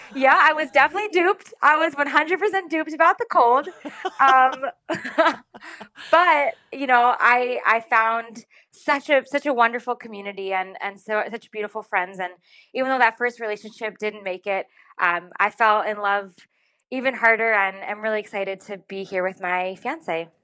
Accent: Rhode Island, United States; I'm, I'm originally from Rhode Island. I was born in Rhode Island.

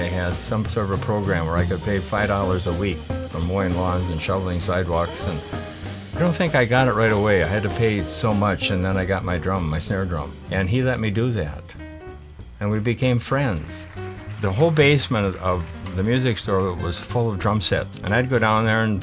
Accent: Minneapolis, Minnesota, United States; I grew up in North Minneapolis in a duplex

